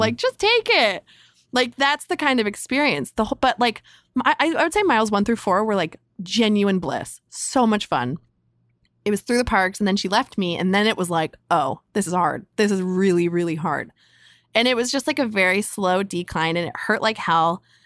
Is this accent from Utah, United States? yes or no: no; Carlsbad, California, United States; I grew up in San Diego in North County in a, in a town called Carlsbad.